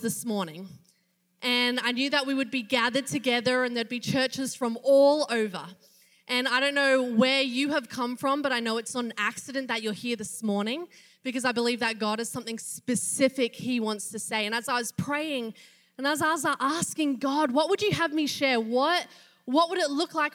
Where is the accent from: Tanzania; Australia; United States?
Australia; moved away as an adult; I'm not from around here. I am from Australia.